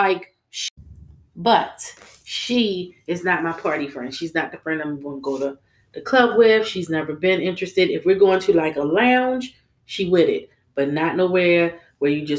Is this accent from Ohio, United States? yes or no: no; Baltimore, Maryland, United States; I was coming from East Baltimore